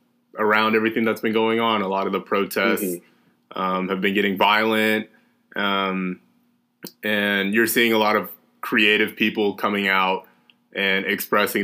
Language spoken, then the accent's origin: English; Austin, Texas, United States; growing up in Austin, it being a pretty, you know, self-proclaimed progressive city